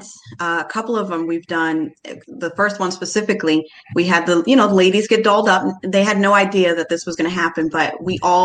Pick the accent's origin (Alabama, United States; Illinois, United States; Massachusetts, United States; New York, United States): Massachusetts, United States; Cape Cod; moved away as an adult; I'm from the Cape, born and raised on the Cape, but I live off Cape